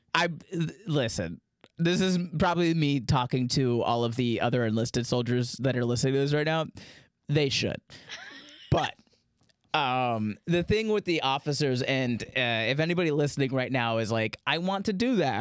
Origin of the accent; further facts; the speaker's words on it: Daytona Beach, Florida, United States; growing up in Daytona Beach, Florida